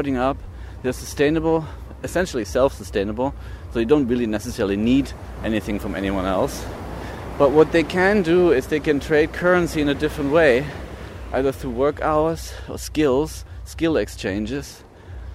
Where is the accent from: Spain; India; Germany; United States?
Germany; East Germany; moved away; growing up in East Germany, we have been indoctrinated with communistic thought